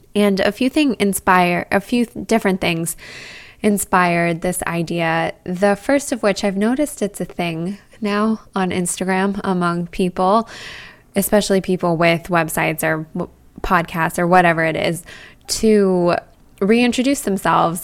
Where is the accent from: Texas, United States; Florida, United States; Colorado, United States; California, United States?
Colorado, United States; Boulder; now in New York, United States; I grew up in Boulder, Colorado, right in front of the Rocky Mountains